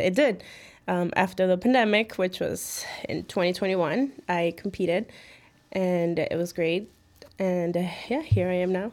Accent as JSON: {"language": "English", "town": "Chicago", "region": "Illinois", "country": "United States", "tie": "born or raised there", "also_born_or_lived": "Mexico City, Mexico / Midway, Chicago", "said": "I came here when I was two years old and, yeah, I mean, I grew up in the, um, West Town."}